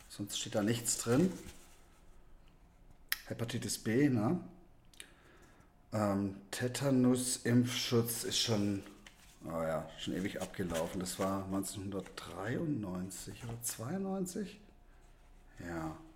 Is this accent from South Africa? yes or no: yes; South Africa; born there; Ich bin in Südafrika geboren und habe hier einen, einen südafrikanischen Impfpass